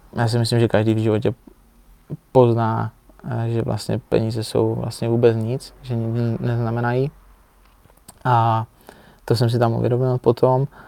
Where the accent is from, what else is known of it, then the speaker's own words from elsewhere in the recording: Czechia; jsem Čech